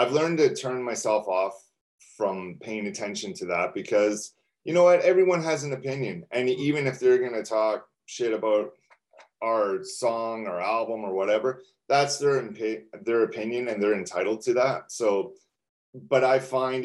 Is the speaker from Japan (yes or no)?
no; Canada; we're from Canada